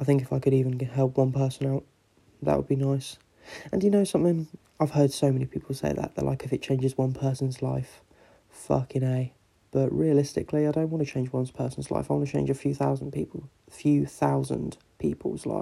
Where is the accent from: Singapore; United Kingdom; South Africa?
United Kingdom; England; I'm English